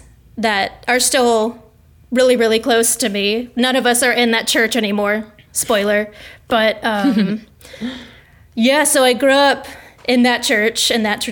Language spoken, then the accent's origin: English; Washington, District of Columbia, United States; I was raised in the DC area, which is really not the South for all intents and purposes, I was raised by Southerners.